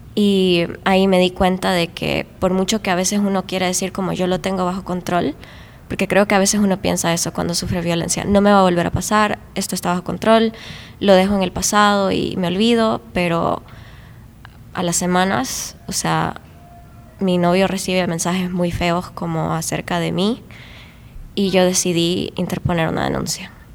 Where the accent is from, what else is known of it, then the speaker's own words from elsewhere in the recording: Tegucigalpa, Francisco Morazán, Honduras; yo soy de Tegucigalpa